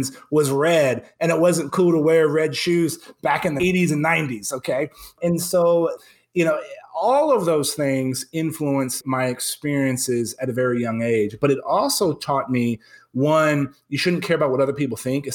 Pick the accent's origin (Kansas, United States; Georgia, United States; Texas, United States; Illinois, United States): Texas, United States; San Antonio; moved back to my hometown